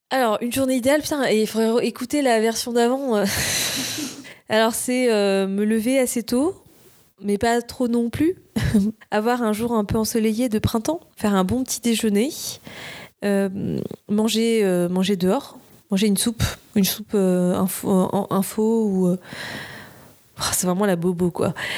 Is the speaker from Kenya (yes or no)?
no; Nice, Provence-Alpes-Côte d'Azur, France; now in Paris, France; là, je vis à Paris. Je viens de Nice à la base.